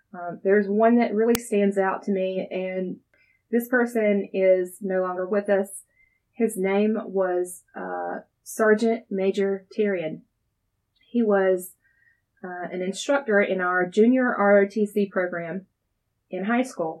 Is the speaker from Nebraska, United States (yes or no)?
no; Darlington, South Carolina, United States; Born and raised here in Darlington, South Carolina